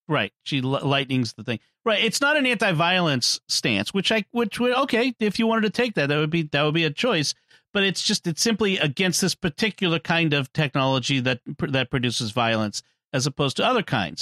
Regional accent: Boston, Massachusetts, United States; I'm from Boston

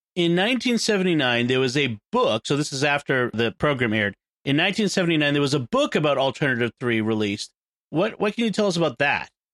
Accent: United States; I'm American

